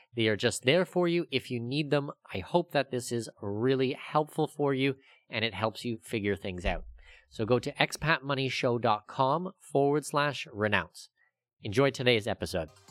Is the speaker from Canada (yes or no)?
yes; Canada; I'm Canadian